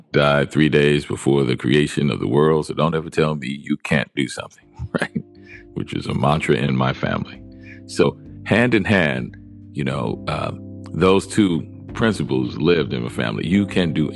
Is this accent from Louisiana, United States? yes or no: yes; New Orleans, Louisiana, United States; Because I was being from New Orleans.